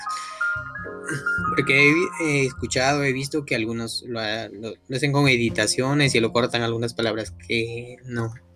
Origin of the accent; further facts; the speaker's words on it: La Libertad, Peru; now in Lima, Peru; yo no soy de Lima, pero soy, de la libertad, de parte de mi provincia